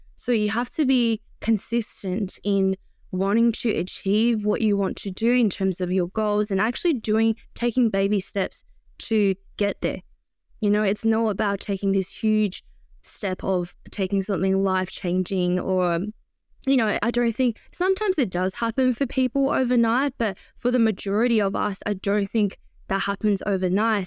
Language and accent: English; Shanghai, China; moved away; I was born in Shanghai, and it's a very, very busy city